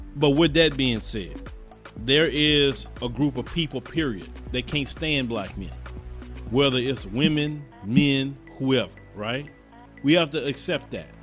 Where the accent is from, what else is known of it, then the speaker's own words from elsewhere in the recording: Chicago, Illinois, United States; I'm from Chicago